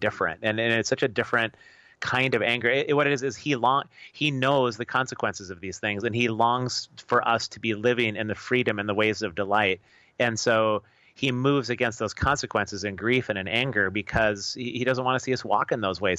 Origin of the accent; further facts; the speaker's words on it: United States; as American believers